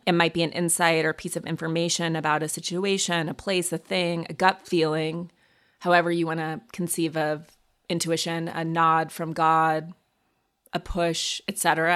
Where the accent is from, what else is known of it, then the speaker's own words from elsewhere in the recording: Montana, United States; I grew up in Montana